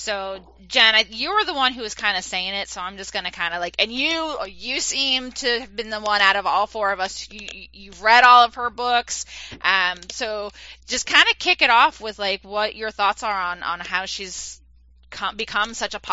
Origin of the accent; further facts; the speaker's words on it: East Coast, United States; moved away; I'm originally from the East Coast